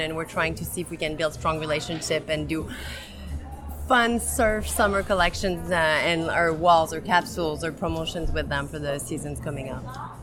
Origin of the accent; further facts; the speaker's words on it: Montreal, Quebec, Canada; I'm from Montreal, Quebec, Canada